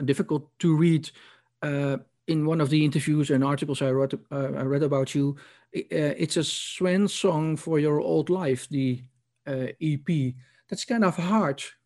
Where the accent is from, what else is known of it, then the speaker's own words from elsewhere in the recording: Netherlands; I'm a Dutch journalist